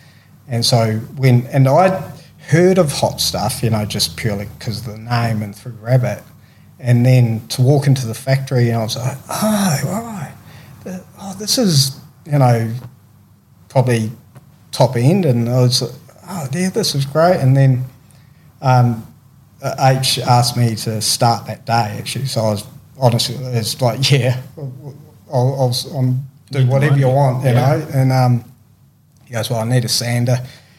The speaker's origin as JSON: {"language": "English", "country": "New Zealand", "tie": "born or raised there", "said": "growing up in New Zealand, AB was the legend of surfing, you know, and really still is, you know."}